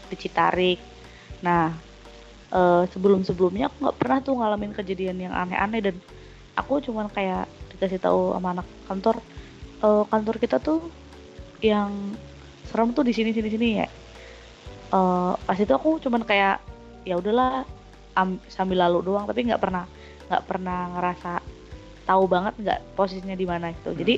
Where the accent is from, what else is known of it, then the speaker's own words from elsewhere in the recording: Yogyakarta, Special Region of Yogyakarta, Indonesia; aku kan dari Jogja tuh aku sempet di rumah juga kan